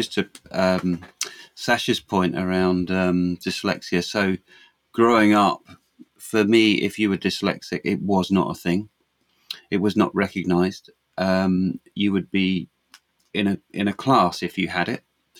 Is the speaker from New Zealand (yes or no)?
yes; New Zealand; also born or lived in London; Luckily for me, I was born in London, but I went to school in New Zealand from the age of 9 to 15. I was in New Zealand and I went to school there.